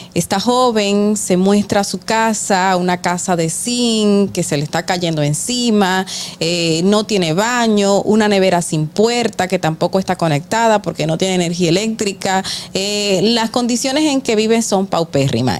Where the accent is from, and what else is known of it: Dominican Republic